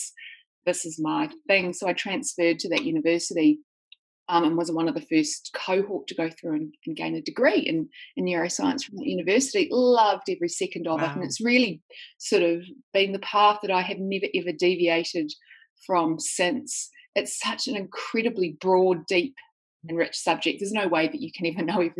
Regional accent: New Zealand; now in Sydney, Australia; Well, I live in Sydney, Australia, but I'm actually a New Zealander. So I grew up in New Zealand

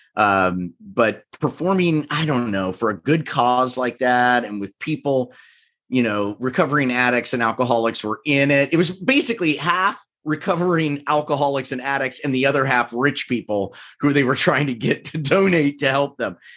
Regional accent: Overland Park, Kansas, United States; moved away as an adult; also born or lived in Evanston, Illinois / Chicago, Illinois; now in Los Angeles, United States; I grew up in Kansas, grew up in Overland Park, Kansas, which is a suburb of Kansas City

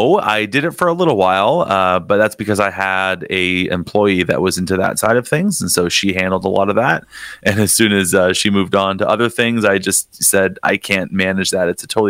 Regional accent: Niagara Falls, Ontario, Canada; I grew up in Niagara Falls, so I've been here my whole life.

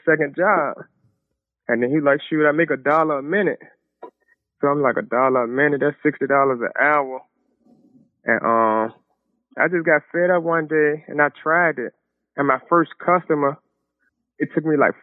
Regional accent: Richmond, Virginia, United States; I'm actually from Richmond, Virginia, the South Side. We've been in Richmond all my life

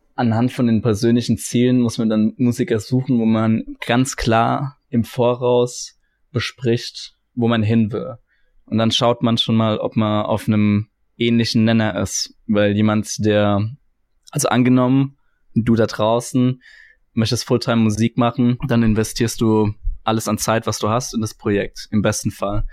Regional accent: Kaiserslautern, Rhineland-Palatinate, Germany; ich bin 25 Jahre alt, ich komme aus Kaiserslautern

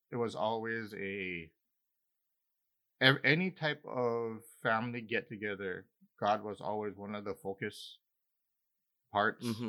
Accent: Big Island, Hawaii, United States; Growing up in Hawaii, I grew up with my extended family were almost all Visayan and Ilocano

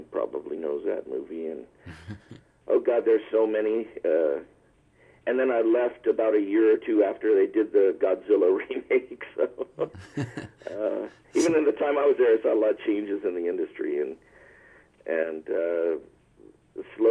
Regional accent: Culver City, California, United States; also born or lived in Santa Monica, California / Nevada; I am a California local, born and raised in Santa Monica, California, and grew up in Culver City, where I'm locally based

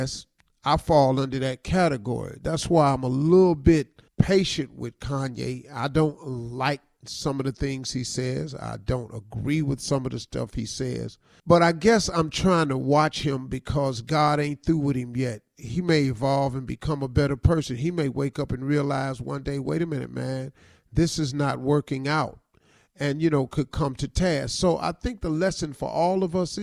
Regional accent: United States; us as the American people

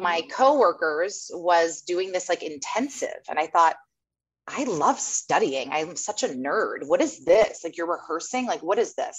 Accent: Carmel, California, United States; also born or lived in Hawaii; I'm from Carmel, up north.

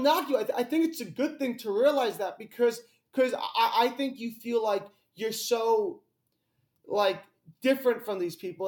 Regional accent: Greenwich, Connecticut, United States; I'm from Greenwich, Connecticut

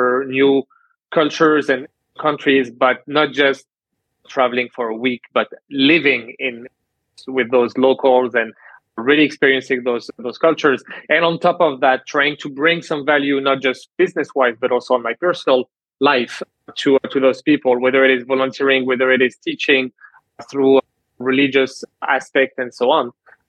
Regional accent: Canada; born there; also born or lived in France; I started my studies and my career in France, first in sales, then I moved to Canada because I was born in Canada, had the citizenship, so I chose to move to Canada.

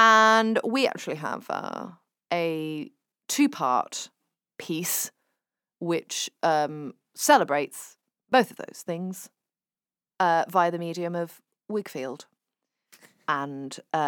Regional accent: Manchester, North West England, United Kingdom; I was growing up in Manchester.

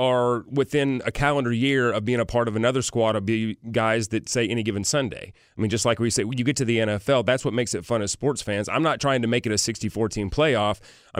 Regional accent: Tennessee, United States; Of course, go Titans. Cheer for my hometown team.

